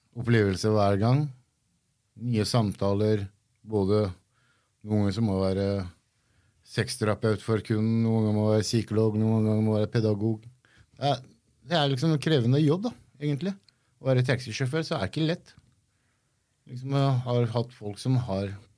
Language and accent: Norwegian; Gressvik, Viken, Norway; also born or lived in Iran; Jeg har vokst opp på Gressvik. Jeg er fra Gressvik.